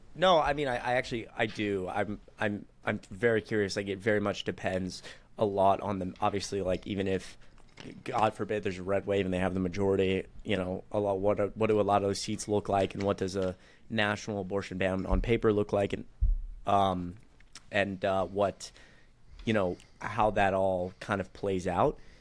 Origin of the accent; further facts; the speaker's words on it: Atlanta, Georgia, United States; now in Kennesaw, United States; I'm from Atlanta